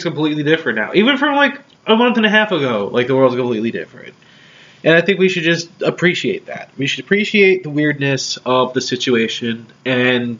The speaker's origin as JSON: {"language": "English", "region": "New Jersey", "country": "United States", "tie": "born or raised there", "moved": "yes", "lives_now": "Philadelphia, United States", "said": "I'm from New Jersey"}